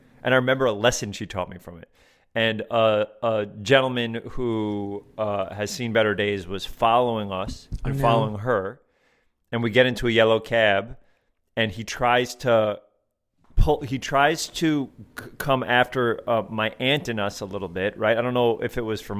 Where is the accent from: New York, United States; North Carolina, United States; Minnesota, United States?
New York, United States; Riverdale; I grew up in Riverdale, which is the North Bronx. And then we moved to Westchester, which is the suburbs.